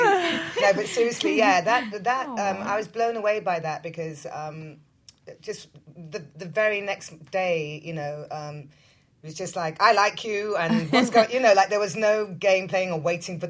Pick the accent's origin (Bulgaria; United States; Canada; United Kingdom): United Kingdom; I'm British